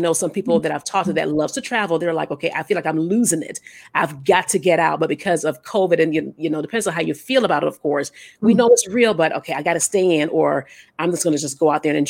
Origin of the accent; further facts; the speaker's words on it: Illinois, United States; I'm from Illinois. And so I actually, I think when everything started to open up slowly, I went back home to Illinois just to visit, you know, my mom.